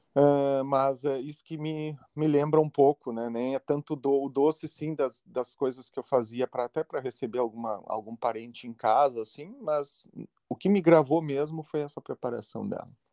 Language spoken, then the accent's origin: Portuguese; Santa Maria, Rio Grande do Sul, Brazil; eu sou natural de Santa Maria, que é uma cidade de interior aqui do, do Rio Grande do Sul